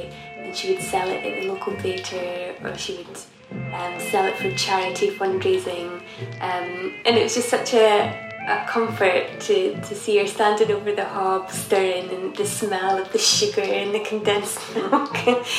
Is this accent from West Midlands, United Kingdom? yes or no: no; the Highlands, Scotland, United Kingdom; I grew up in the Highlands in a crofting community, and my grandparents had a croft